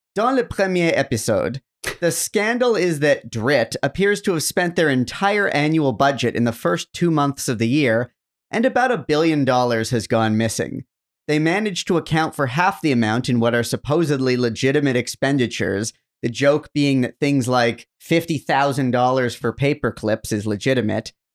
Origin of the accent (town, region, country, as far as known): Canada